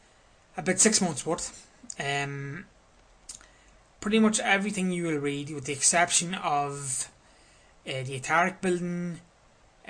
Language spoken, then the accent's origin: English; Crossmaglen, Northern Ireland, United Kingdom; Cross Maglen, which is my hometown